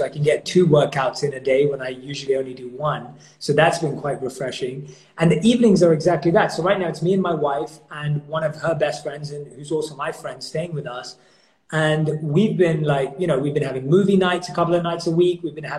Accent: London, United Kingdom; So FIFA is my number one go-to because I grew up in London, so football's like rules for us.

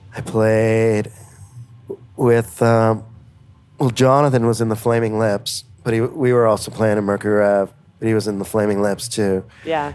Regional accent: Buffalo, New York, United States; now in Kingston, United States; I grew up near Buffalo, New York, but now I live in Kingston, New York

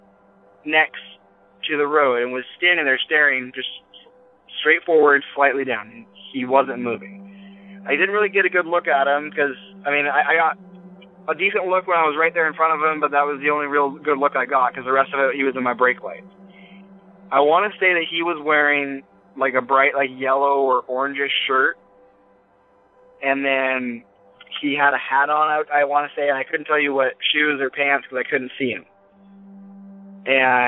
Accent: near East Wenatchee, Washington, United States; I'm from Washington, and I live in this little area. There's a town called East Wenatchee, and it's pretty big to me because I grew up on top of a mountain that's right nearby

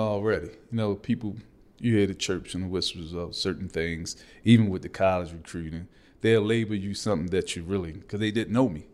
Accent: Baltimore, Maryland, United States; I'm from East Baltimore

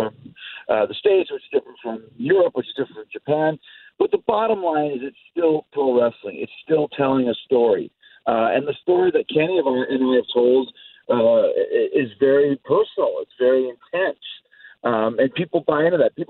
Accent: Winnipeg, Manitoba, Canada; I'm really, really proud of the fact that I grew up in Winnipeg

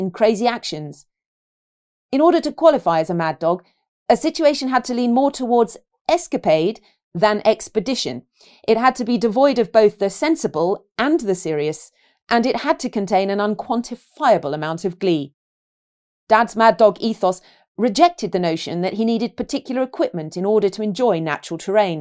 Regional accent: London, United Kingdom; despite growing up in London

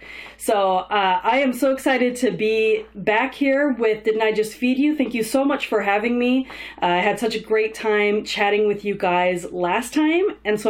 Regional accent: Southern California, United States; I grew up in Southern California

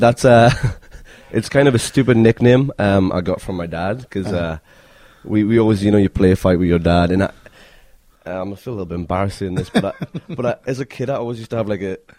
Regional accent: Newcastle upon Tyne, North East England, United Kingdom; accent: Geordie; moved away as an adult; now in United States; I'm from Newcastle, so I'm a Geordie.

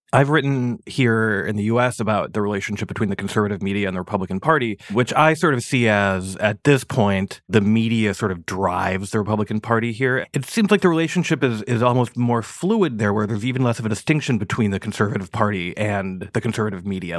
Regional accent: United States; speaking as an American

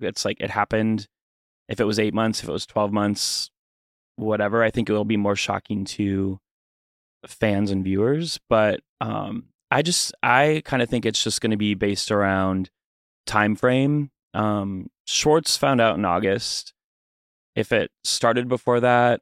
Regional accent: Fargo, North Dakota, United States; Fargo, North Dakota.

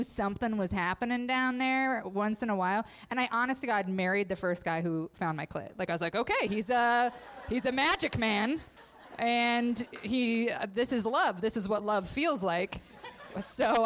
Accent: Idaho, United States; I grew up in Idaho, so all my friends were Mormon

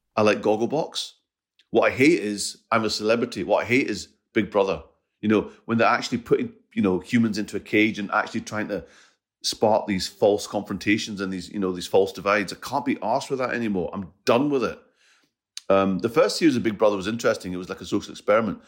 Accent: Scotland, United Kingdom; I, I'm Scottish and Punjabi.

